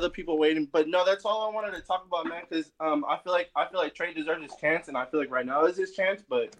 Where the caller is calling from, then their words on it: Hayward, California, United States; I'm calling from Hayward.